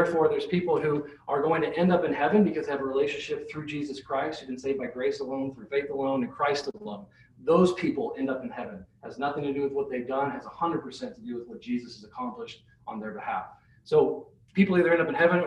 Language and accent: English; Nebraska, United States; also born or lived in Salt Lake City, Utah; now in Iowa, United States; I grew up in Nebraska.